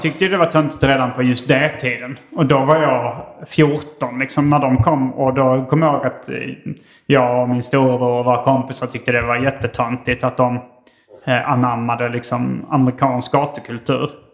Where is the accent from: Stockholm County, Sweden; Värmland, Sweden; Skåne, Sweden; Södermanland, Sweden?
Skåne, Sweden; Hjärup; när vi var barn och bodde i Hjärup